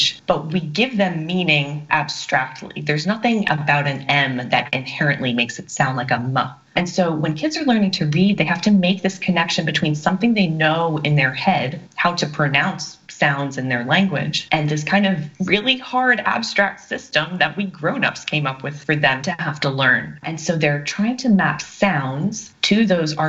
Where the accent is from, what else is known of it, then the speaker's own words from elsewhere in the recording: North Carolina, United States; also born or lived in Long Island, New York; me moving to North Carolina when I was 9